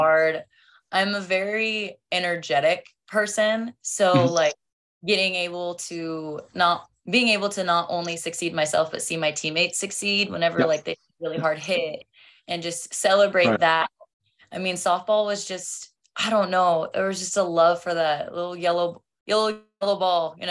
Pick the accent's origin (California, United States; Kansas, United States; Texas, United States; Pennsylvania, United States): Kansas, United States; Oxford; moved away; also born or lived in Clearwater, Kansas; So just a small town kid. I came from Oxford, Kansas before I moved to Clearwater.